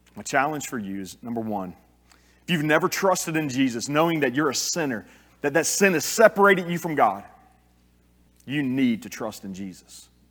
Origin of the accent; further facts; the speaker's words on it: South Louisiana, United States; I'm a Cajun. Grew up in South Louisiana